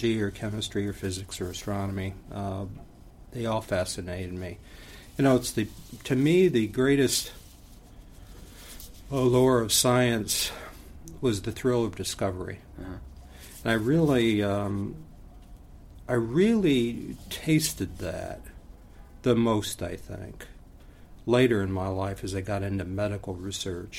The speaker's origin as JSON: {"language": "English", "town": "Niles", "region": "Michigan", "country": "United States", "tie": "born or raised there", "said": "my hometown cemetery. It's called the Silver Brook Cemetery in Niles, Michigan."}